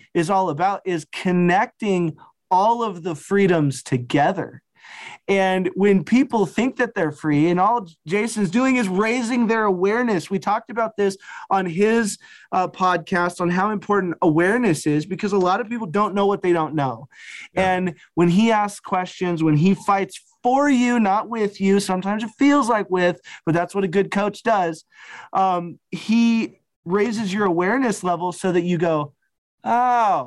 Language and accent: English; Wyoming, United States; I'm from Wyoming